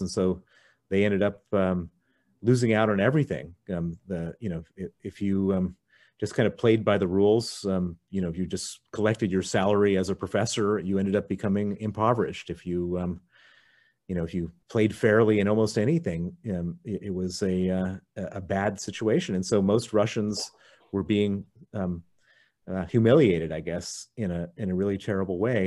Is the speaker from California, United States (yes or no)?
no; Chicago, Illinois, United States; also born or lived in Princeton, New Jersey; I was born in Princeton, New Jersey, um, grew up in Chicago